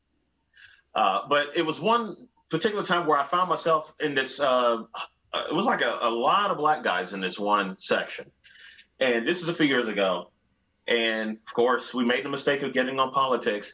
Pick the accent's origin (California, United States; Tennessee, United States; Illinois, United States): Tennessee, United States; Nashville; also born or lived in Cleveland, Ohio; I grew up in the South. We moved from Cleveland, Ohio to Nashville when I was 7 years old.